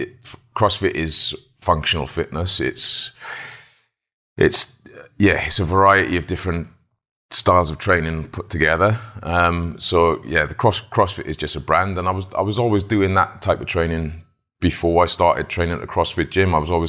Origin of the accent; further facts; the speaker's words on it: Wales, United Kingdom; Well, you play it in school, like back in Wales. You don't play football, you play rugby.